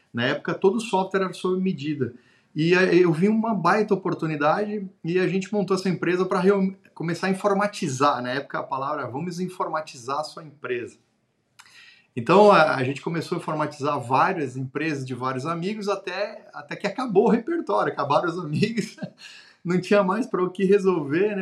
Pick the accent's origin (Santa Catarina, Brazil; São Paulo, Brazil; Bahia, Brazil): Santa Catarina, Brazil; Xanxerê; also born or lived in Florianópolis; sou do interior do estado de Santa Catarina, de uma cidade chamada de Xanxerê